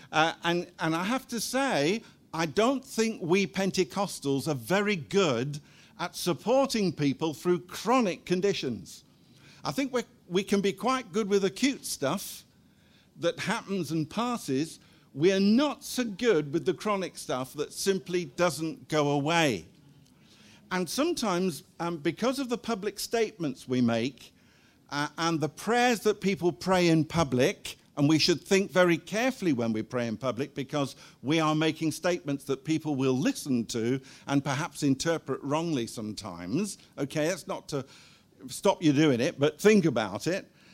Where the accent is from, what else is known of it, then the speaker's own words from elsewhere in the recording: Guernsey; moved away as an adult; also born or lived in Cardiff / Seychelles / Zimbabwe; We were both born and brought up in Guernsey